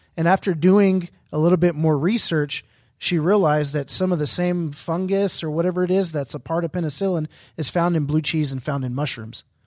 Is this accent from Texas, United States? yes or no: yes; Houston, Texas, United States; I'm from Houston